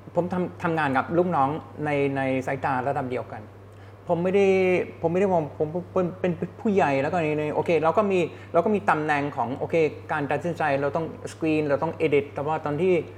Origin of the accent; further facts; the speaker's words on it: Germany; Thai is a second language; moved away as an adult; also born or lived in Hong Kong / United States; now in Thailand; ผมมาจากเยอรมัน